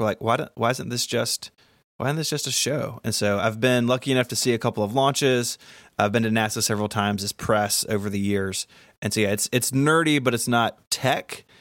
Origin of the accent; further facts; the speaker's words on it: Memphis, Tennessee, United States; I live in my hometown of Memphis, Tennessee. Born here, raised here, went to college here